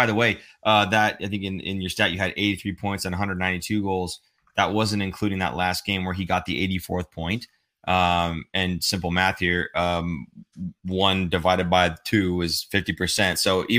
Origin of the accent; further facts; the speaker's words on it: Minnesota, United States; I'm from Minnesota.